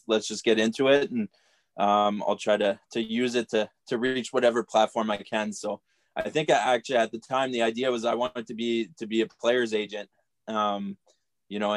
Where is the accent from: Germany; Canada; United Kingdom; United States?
Canada; Cornwall, Ontario; I'm from Cornwall, Ontario. Grew up here, played minor hockey here.